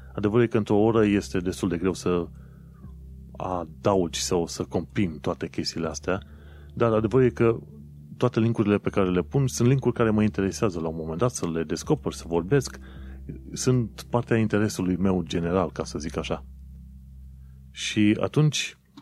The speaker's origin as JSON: {"language": "Romanian", "country": "Romania", "moved": "yes", "lives_now": "London, United Kingdom"}